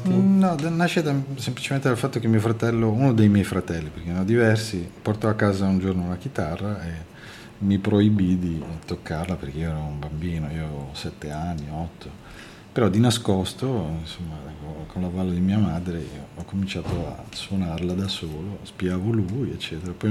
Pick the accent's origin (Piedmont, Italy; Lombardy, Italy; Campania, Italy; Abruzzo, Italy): Lombardy, Italy; A quell'età stavo dove sono cresciuto, in provincia di Milano, a 20 km a nord di Milano.